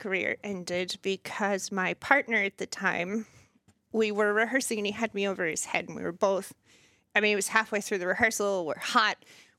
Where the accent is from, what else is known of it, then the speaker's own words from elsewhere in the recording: Ashburn, Virginia, United States; moved away as an adult; also born or lived in Richmond; now in Winchester, United States; I'm from Ashburn.